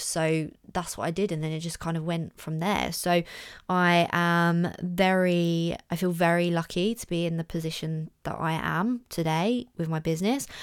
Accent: Orpington, London, United Kingdom; in my hometown, big up Orpington.

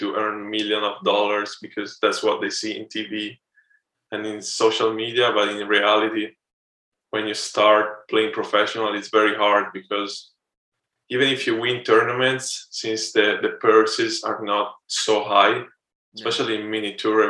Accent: Milan, Lombardy, Italy; moved away as an adult; also born or lived in Texas; now in Miami, United States; I'm from Milan, Italy. And I came to the U.S. 5-6 years ago

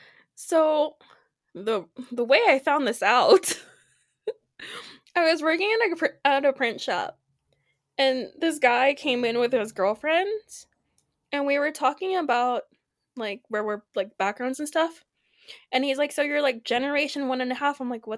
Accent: Bend, Oregon, United States; That's growing up in Bend, but I'm thankful that it's becoming a lot more diverse because a lot of people are moving in.

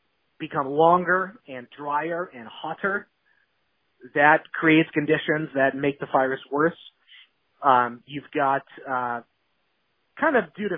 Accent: Northern California, United States; moved away as an adult; now in Southern California, United States; I grew up in Northern California

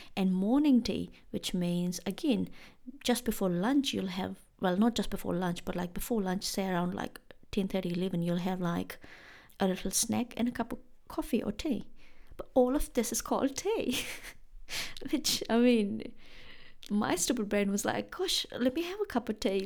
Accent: India; moved away as an adult; now in New Zealand; I am from India in case you have forgotten. And in India back in the day when I was when I used to live there

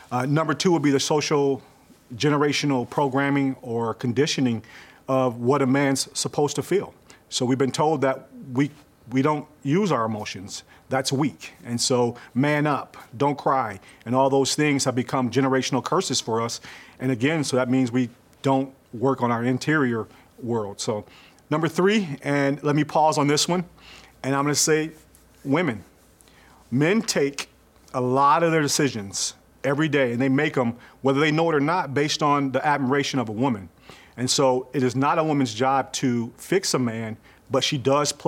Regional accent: Kalamazoo, Michigan, United States; now in Raleigh, United States; Born and raised in Kalamazoo, Michigan. I'm here in Raleigh

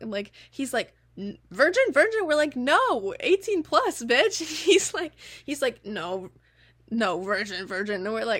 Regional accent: United States; we're American.

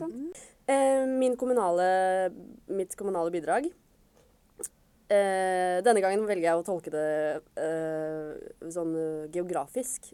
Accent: Nordre Follo, Akershus, Norway; Jeg kommer fra Nordre Follo kommune

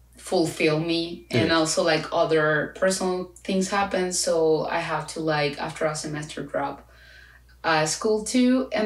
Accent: Chile; first language Spanish; English is a second language; moved away as an adult; I am from Chile.

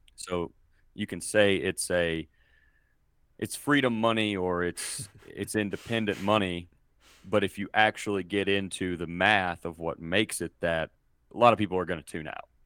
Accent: Mississippi, United States; moved away as an adult; now in Colorado, United States; I was born and raised in Mississippi, and I currently live in Colorado.

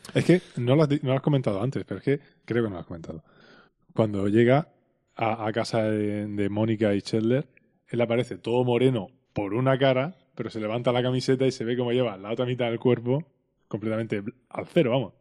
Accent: Spain; accent: Spanish; also born or lived in Texas

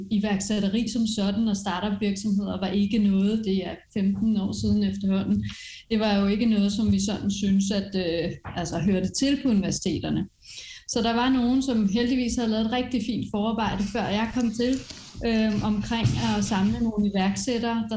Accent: France; Øh, jeg er vokset op i Frankrig med iværksætterforældre, som har rejst rundt, sådan rundt omkring, så det er egentlig altid sådan ligget i blodet.

